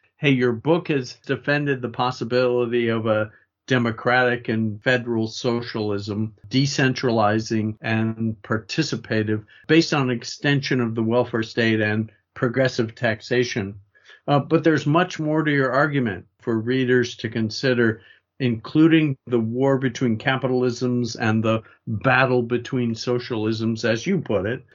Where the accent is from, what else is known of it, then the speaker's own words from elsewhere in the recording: United States; I say that as an American